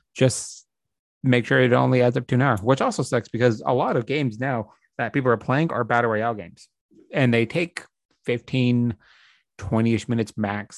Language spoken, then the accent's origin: English; United States; as an American